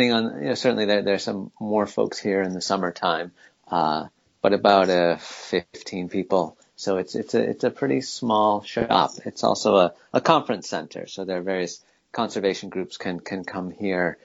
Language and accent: English; Northeast, United States; also born or lived in Colorado; now in Maine, United States; I grew up in the Northeast